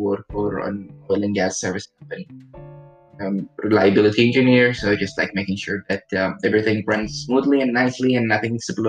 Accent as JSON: {"language": "English", "country": "Saudi Arabia", "tie": "born or raised there", "second_language": "English", "moved": "as an adult", "lives_now": "Houston, United States", "said": "I'm a mechanical engineer. I was born and raised in Saudi Arabia to a Saudi mother and a Pakistani father. And I moved here in the United States when I was 18 years old"}